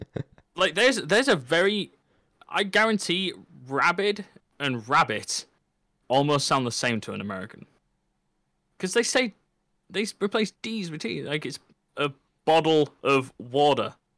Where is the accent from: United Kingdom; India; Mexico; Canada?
United Kingdom; England; I can say I'm from the United Kingdom, I can say I'm British, and I can say I'm English, but the one which matters to me is English